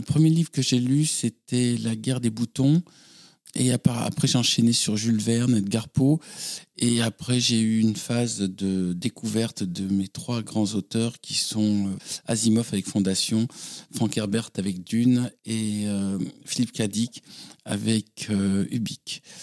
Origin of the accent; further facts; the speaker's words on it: Toulouse, Occitania, France; moved away as an adult; also born or lived in Paris; Je suis né à Toulouse, dans le centre-ville, et plus précisément près de la cathédrale Saint-Étienne. Et j'ai dormi tous les soirs en entendant les cloches de la cathédrale